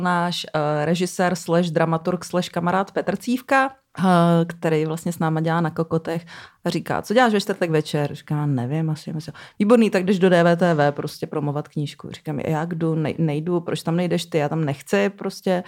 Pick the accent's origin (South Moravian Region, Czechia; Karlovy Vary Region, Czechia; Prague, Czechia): South Moravian Region, Czechia; Brno; moved away; já jsem původně z Brna